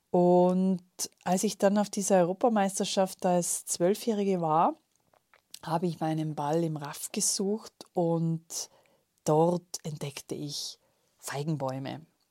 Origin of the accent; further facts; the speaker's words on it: Tyrol, Austria; als gebürtige Tirolerin